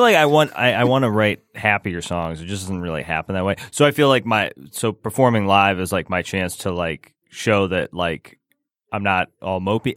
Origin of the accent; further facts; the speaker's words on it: Rochester, Michigan, United States; moved away; also born or lived in Lake Orion, Michigan / Gaithersburg, Maryland; I was raised in Rochester